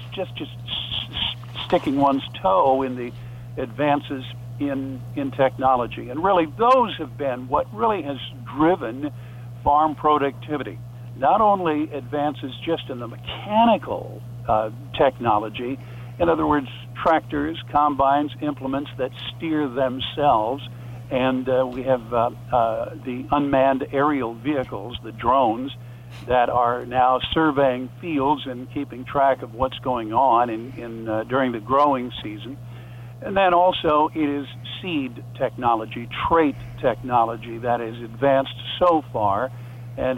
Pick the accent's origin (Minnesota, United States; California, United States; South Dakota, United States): South Dakota, United States; Lennox; I grew up on the farm. It's about 20 minutes southwest of Sioux Falls near Lenox. Lenox is my hometown